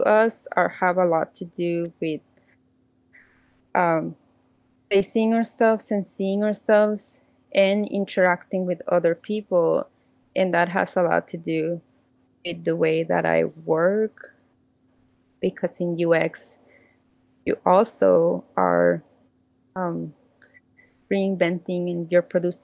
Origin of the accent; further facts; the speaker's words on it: Mexico; even though I am from Mexico